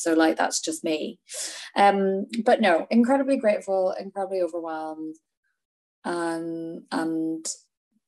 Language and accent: English; Northern Ireland, United Kingdom; also born or lived in Edinburgh; now in London, United Kingdom; I am from Northern Ireland. I grew up there. I was born there.